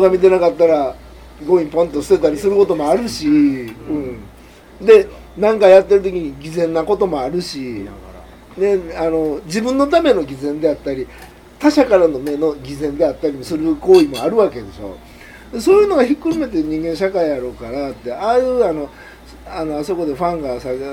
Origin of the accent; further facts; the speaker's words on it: Japan; 在日韓国人